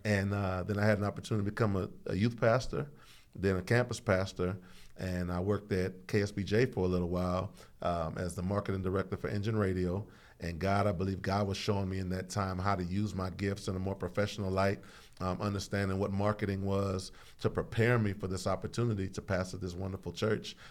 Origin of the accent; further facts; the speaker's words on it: Houston, Texas, United States; also born or lived in Saint Croix, US Virgin Islands; I was born in Saint Croix, raised in the southeast side of Houston, Texas